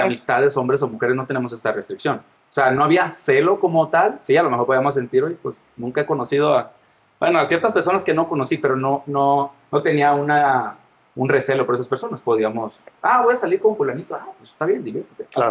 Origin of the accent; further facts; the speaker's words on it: Mazatlán, Sinaloa, Mexico; moved away as an adult; now in Guadalajara, Mexico; ya tengo cinco años aquí en Guadalajara, soy de Mazatlán.